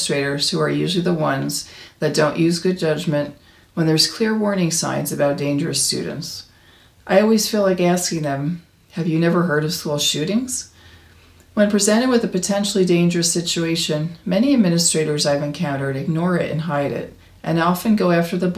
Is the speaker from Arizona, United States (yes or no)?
yes; Arizona, United States; my home state of Arizona